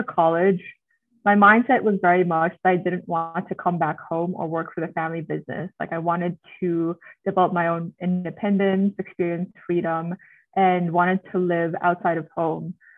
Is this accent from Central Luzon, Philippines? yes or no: no; Manila, Metro Manila, Philippines; also born or lived in United States; I was born and raised in Manila to a Filipino-Chinese family